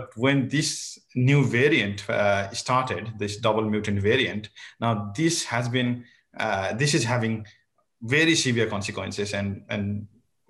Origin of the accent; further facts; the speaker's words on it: Nepal; moved away as an adult; also born or lived in Japan / Boston; now in Canada; I'm from Nepal. I did my, I was born there, grew up there